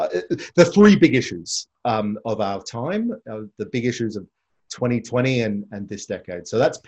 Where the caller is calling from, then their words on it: Victoria, Australia; I mean, so I'm doing this from Victoria. We're going back down into lockdown.